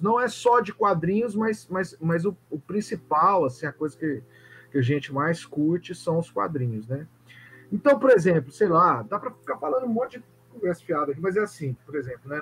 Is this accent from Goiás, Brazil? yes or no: yes; Goiânia, Goiás, Brazil; eu sou de Goiânia